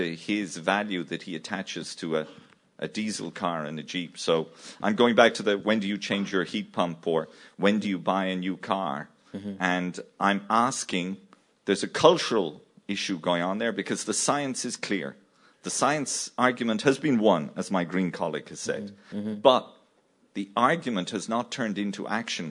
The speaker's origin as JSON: {"language": "English", "country": "Ireland", "moved": "yes", "lives_now": "Sarajevo, Bosnia and Herzegovina", "said": "I live in Sarajevo, but I'm Irish"}